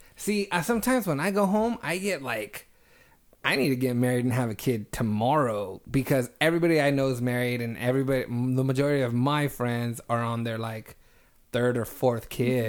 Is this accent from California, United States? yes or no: yes; Reedley, California, United States; moved away; Because we're from Reedley, and that shit is small.